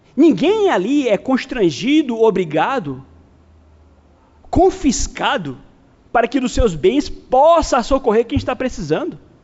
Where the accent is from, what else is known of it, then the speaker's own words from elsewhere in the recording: Brazil; somos brasileiros